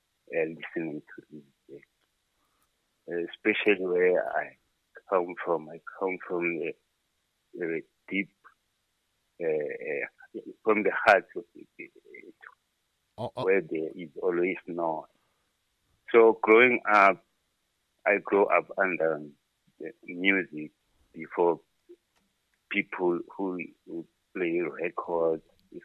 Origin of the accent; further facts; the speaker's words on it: Fort Lauderdale, Florida, United States; I'm from Fort Lauderdale.